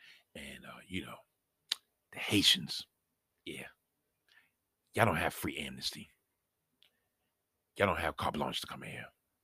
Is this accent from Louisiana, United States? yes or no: no; New York, United States; I was born and raised in New York. I didn't come from another country.